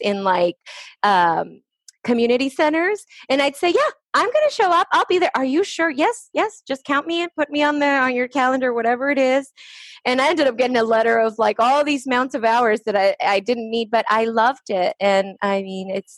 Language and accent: English; Lynwood, California, United States; English is a second language; also born or lived in Estelí, Nicaragua; I came to the United States at the age of 6 years old. I was raised in Linwood, California